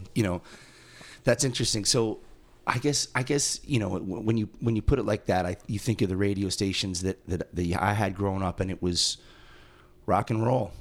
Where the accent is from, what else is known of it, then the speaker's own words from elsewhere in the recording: East Coast, United States; as a non-native growing up on the East Coast